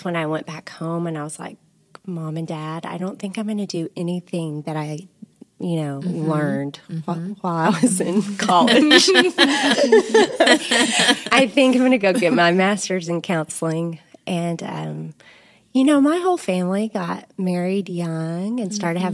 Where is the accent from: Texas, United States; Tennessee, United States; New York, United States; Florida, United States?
Texas, United States; Sunnyside; also born or lived in Colorado; now in Lubbock, United States; I grew up in Sunnyside, Texas, which is just up the road, but between Amarillo and Lubbock